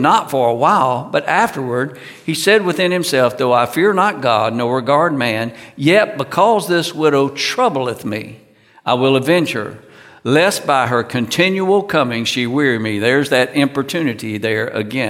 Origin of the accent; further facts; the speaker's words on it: United States; I'm from the United States